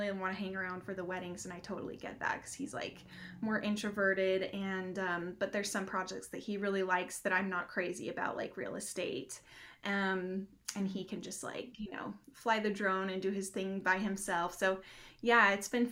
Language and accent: English; Utah, United States; moved away as an adult; now in Johnson City, United States; We're originally from Utah